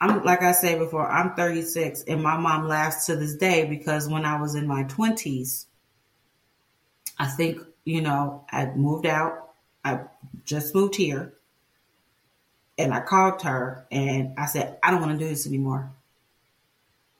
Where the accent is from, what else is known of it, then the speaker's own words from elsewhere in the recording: Chicago, Illinois, United States; I grew up in Chicago